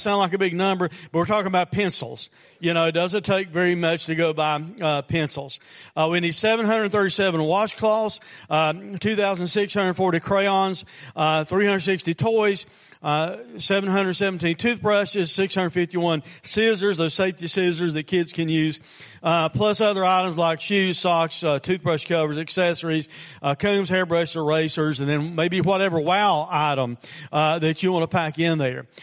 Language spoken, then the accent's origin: English; United States; as Americans, and as American Christians